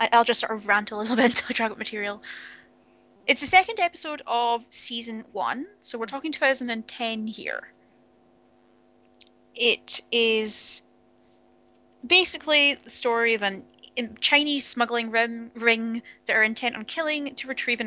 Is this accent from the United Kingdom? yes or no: yes; Scotland, United Kingdom; accent: Scottish; now in Edinburgh, United Kingdom